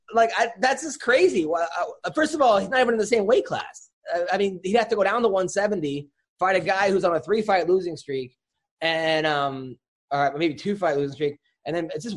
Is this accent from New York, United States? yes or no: yes; Oceanside, New York, United States; I'm from Oceanside.